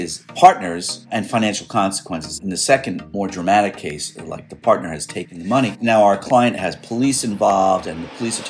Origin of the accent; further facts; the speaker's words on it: New York City, New York, United States; Billy and I grew up in New York City.